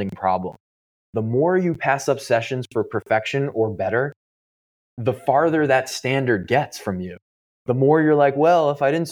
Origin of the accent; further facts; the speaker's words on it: New York, United States; I live in New York and I grew up surfing in New York.